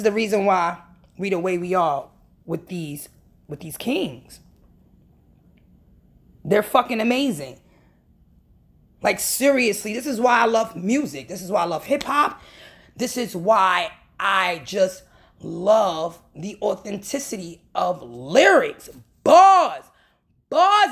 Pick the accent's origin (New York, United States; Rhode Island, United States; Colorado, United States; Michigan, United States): New York, United States; I'm from New York